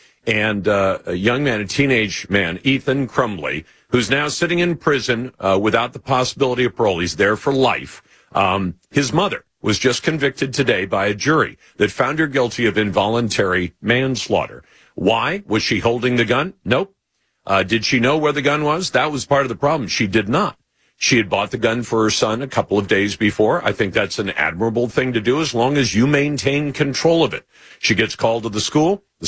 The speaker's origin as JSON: {"language": "English", "town": "Oxford", "region": "Michigan", "country": "United States", "tie": "born or raised there", "said": "I grew up in Oxford, Michigan, and graduated from Oxford High School."}